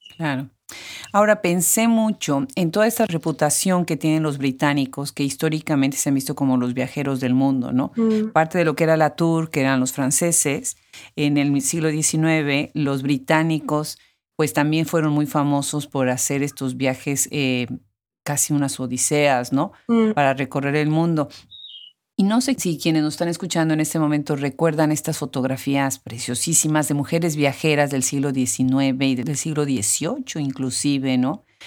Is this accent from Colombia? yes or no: no; Mexico; mi país natal, a México